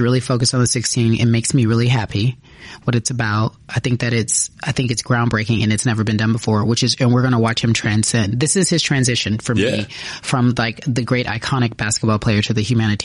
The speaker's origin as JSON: {"language": "English", "town": "Los Angeles", "region": "California", "country": "United States", "tie": "born or raised there", "said": "I grew up here"}